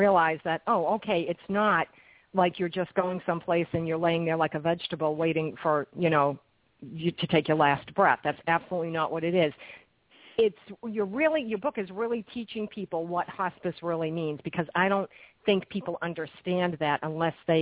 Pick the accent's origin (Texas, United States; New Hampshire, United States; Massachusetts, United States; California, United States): Massachusetts, United States; now in New Jersey, United States; I live in New Jersey, but I'm from Massachusetts